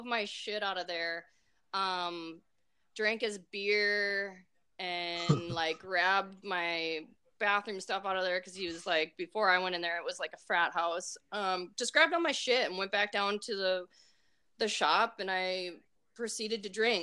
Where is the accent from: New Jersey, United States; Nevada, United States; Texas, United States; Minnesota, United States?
Minnesota, United States; accent: Minnesotan; my Minnesotan accent